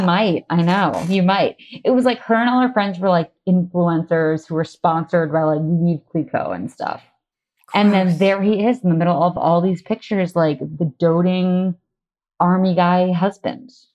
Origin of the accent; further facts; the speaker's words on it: Massachusetts, United States; moved away as an adult; also born or lived in New York; I grew up in Massachusetts